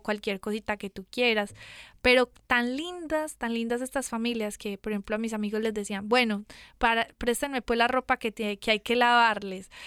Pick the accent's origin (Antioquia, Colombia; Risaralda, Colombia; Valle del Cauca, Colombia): Antioquia, Colombia; Medellín; moved away as an adult; also born or lived in San Diego, California; yo soy de Medellín Colombia